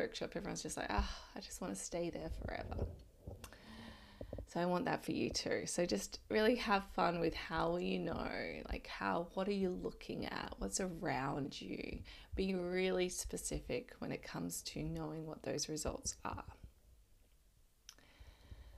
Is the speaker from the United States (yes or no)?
no; Adelaide, South Australia, Australia; moved away; I lived in Adelaide. I'm from Adelaide.